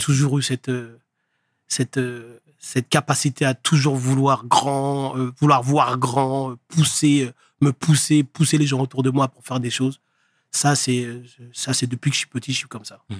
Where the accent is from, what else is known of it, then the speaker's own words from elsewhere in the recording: Le Havre, Normandy, France; moved away as an adult; also born or lived in Paris; je viens du Havre. Havre, j'ai grandi au Havre